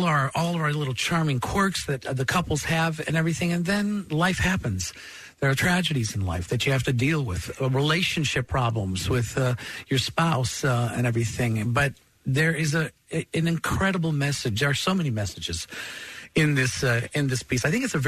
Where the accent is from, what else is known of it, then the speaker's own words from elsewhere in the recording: Chicago, Illinois, United States; my hometown of Chicago